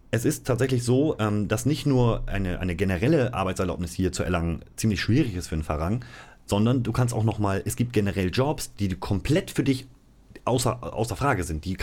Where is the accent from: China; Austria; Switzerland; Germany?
Germany; In Thailand, Digga, cool. als Deutscher, mega